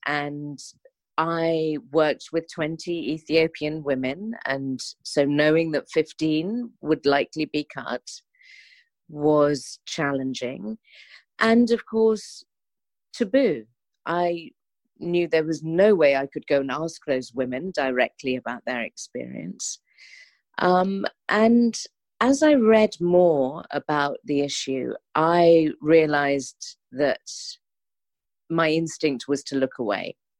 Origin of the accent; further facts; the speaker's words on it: London, United Kingdom; as a Londoner